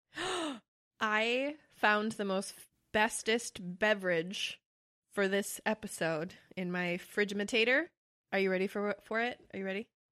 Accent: Wisconsin, United States; we're from Wisconsin.

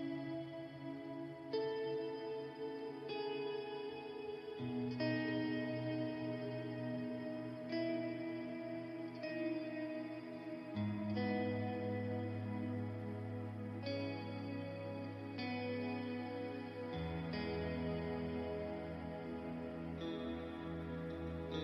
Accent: New Zealand; in New Zealand, my home country

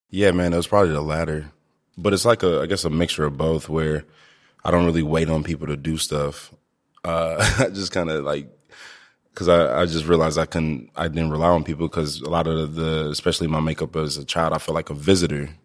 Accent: Ferguson, Missouri, United States; also born or lived in Ballwin, Missouri; I grew up in Ferguson

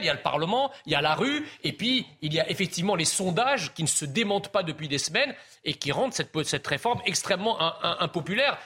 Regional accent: France; je suis français, je suis d'origine étrangère

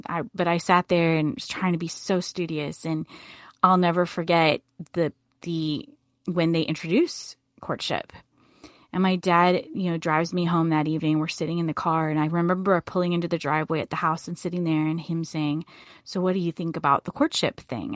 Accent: Boone, North Carolina, United States; I grew up in Boone, North Carolina

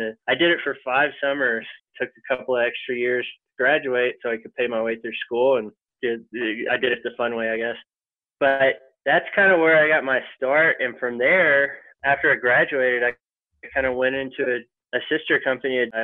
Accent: Longview, Texas, United States; also born or lived in New York / Colorado; grew up in East Texas. I grew up in Longview, Texas. Our claim to fame is that's where Matthew McConaughey grew

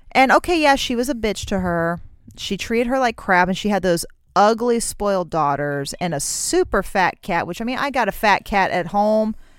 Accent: United States; I'm fucking American

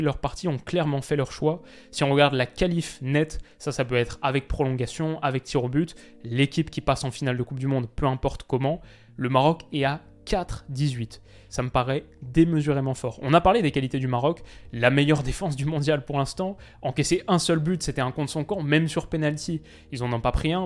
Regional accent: France; en tant que Français

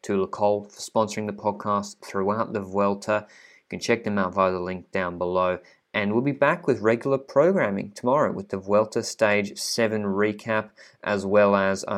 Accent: Australia; accent: thick Australian; I know my Australian accent is like a lot of people don't understand me that well. My thick accent

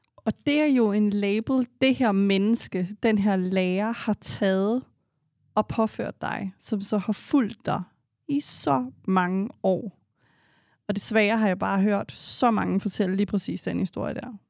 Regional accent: Denmark; vi er opvokset i et land her i Danmark

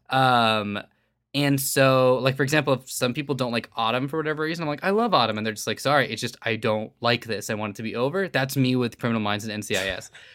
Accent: Northern California, United States; now in Southern California, United States; growing up in Northern California, which is still in the same state

